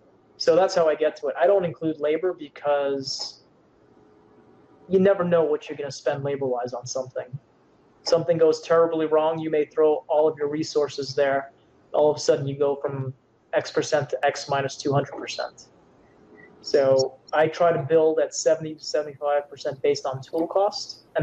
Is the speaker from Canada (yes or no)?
yes; Canada; Yes, I am Canadian, eh? Yes, I am.